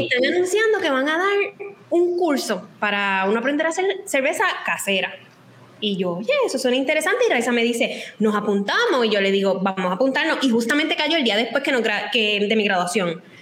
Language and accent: Spanish; Cabo Rojo, Puerto Rico; toda la vida ambas somos de Cabo Rojo